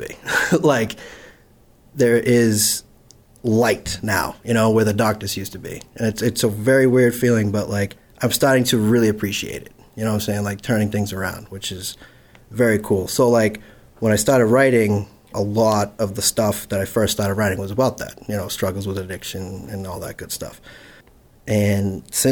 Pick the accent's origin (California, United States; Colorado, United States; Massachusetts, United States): Massachusetts, United States; Holbrook; I'm from Holbrook, Massachusetts